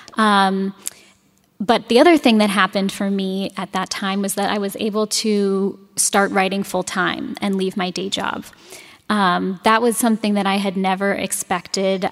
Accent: San Francisco, California, United States; now in Madison, United States; I'm from San Francisco

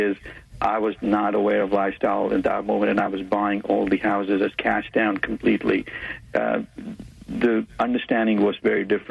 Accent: India; moved away as an adult; now in Houston, United States; I was born brought up in India and moved to the United States in around

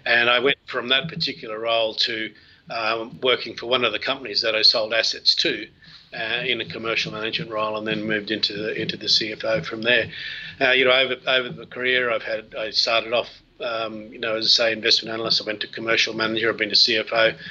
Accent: Australia; I am an Australian

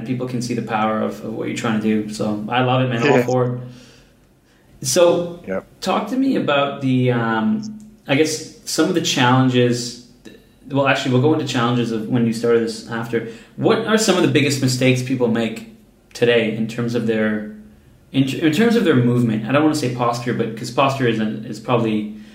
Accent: Canada; I'm from Canada, I guess the North America side.

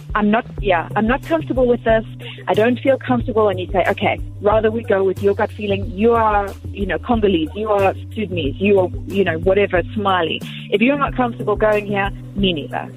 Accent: Bulawayo, Zimbabwe; now in Atlanta, United States; born and raised in Zim

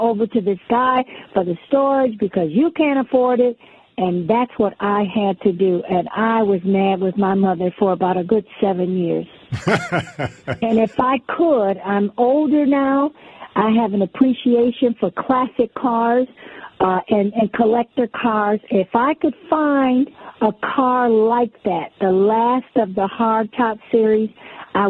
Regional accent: New York City, New York, United States; We're originally from Brooklyn, New York

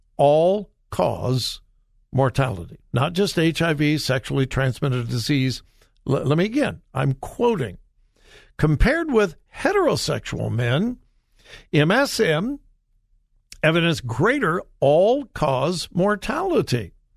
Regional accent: California, United States; moved away; California My home state, born and raised in California

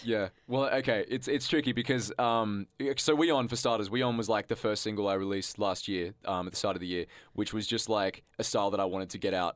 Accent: Canberra, Australian Capital Territory, Australia; growing up in high school, you know, I thought Canberra was a little bit shit

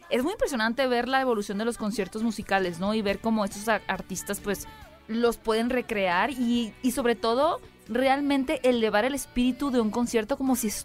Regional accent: Hermosillo, Sonora, Mexico; Es que yo soy de Hermosillo, allá no cantamos

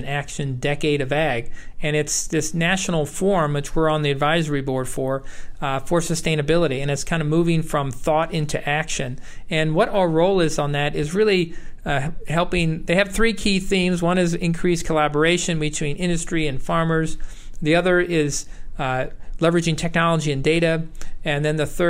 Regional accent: New York, United States; moved away as an adult; also born or lived in Iowa / Wisconsin / Ohio; I grew up in New York, and I worked on a dairy farm out there

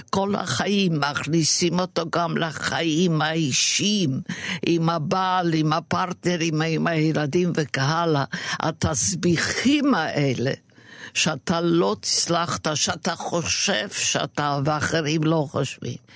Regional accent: Romania; now in Israel; עכשיו, אני באתי מרומניה

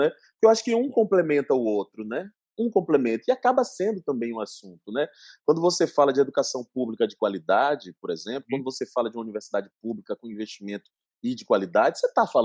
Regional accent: Salvador, Bahia, Brazil; Eu tinha feito uma tour linda por Salvador, minha terra, em 2019, no fim do ano, eu fiz 18 escolas em cinco dias presencialmente.

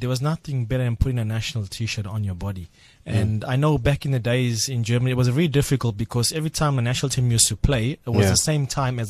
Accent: Cape Town, Western Cape, South Africa; So he would come to me and, hey, I'm South African and so on

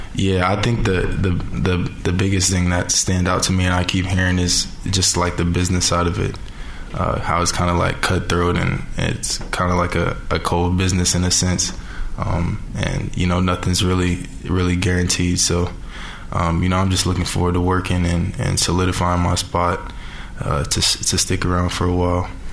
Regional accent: Orlando, Florida, United States; moved away as an adult; now in Salt Lake City, United States; I'm from Orlando

